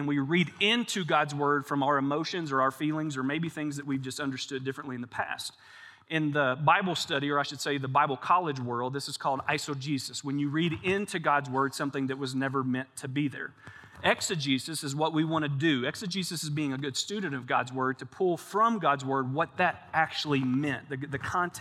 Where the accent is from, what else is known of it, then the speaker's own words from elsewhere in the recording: Kentucky, United States; we're both from Kentucky